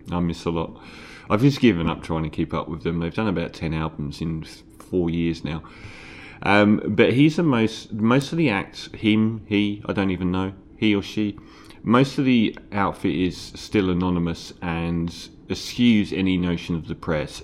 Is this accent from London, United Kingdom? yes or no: yes; London, United Kingdom; moved away; also born or lived in Islington, London; I'm from East Ham